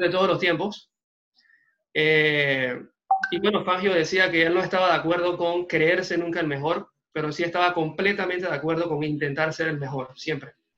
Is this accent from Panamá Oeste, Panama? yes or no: yes; La Chorrera, Panamá Oeste, Panama; en buen panameño empezamos con una mano adelante y otra atrás. Hace dos años y pico, eh, salimos de Chorrera